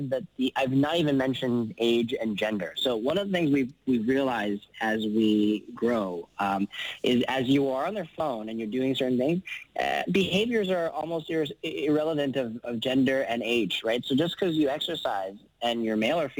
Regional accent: Vancouver, British Columbia, Canada; moved away as an adult; also born or lived in San Francisco; I was born and raised in Vancouver. I'm Canadian.

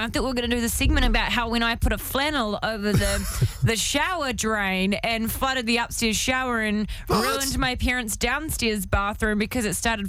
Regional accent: Timaru, Canterbury, New Zealand; I'm from Timaru. We call things differently.

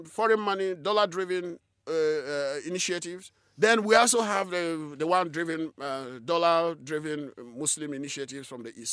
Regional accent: southeastern Nigeria, Nigeria; I was born in a rural community in southeastern Nigeria. shortly after the Nigerian Civil War, and, uh, so I grew up, you know, in a very difficult circumstances.

